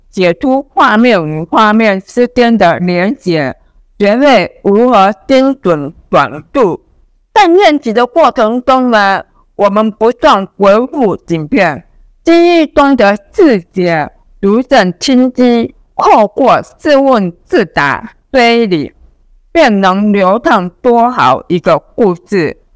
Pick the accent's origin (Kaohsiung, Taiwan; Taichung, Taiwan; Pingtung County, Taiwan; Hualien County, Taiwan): Pingtung County, Taiwan; moved away as an adult; now in Taipei, Taiwan; 我来自屏东，国考律师，分发到台北，现在已经有十六年了